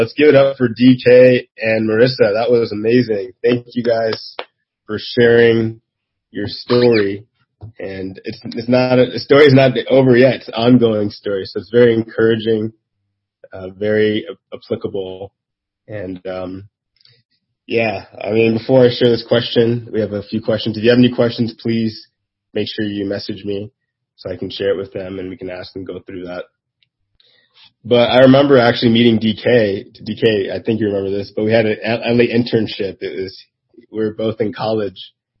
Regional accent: Nigeria; And we're both Nigerian.

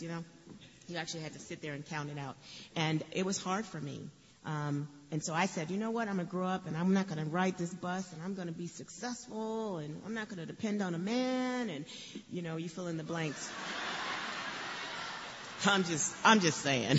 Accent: Chicago, Illinois, United States; moved away; I grew up in Chicago on the west. I was born on the west side of Chicago, and then grew up on the south side of Chicago.

